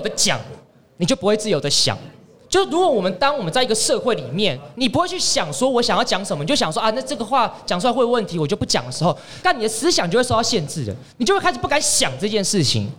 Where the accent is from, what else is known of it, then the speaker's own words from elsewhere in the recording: Taiwan; also born or lived in Hong Kong; 我们台湾人